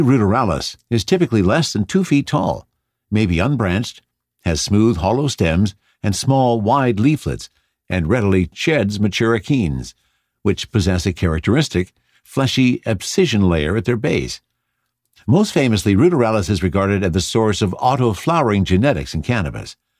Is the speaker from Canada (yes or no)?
yes; Canada; I'm Canadian